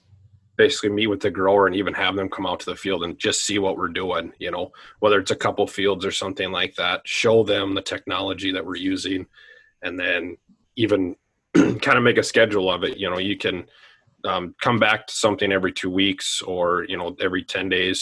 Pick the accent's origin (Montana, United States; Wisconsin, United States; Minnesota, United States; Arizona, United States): Minnesota, United States; Medford; also born or lived in South Dakota; I'm originally from Medford, Minnesota, which is kind of just up the road here from Owatonna. Grew up on a small farm.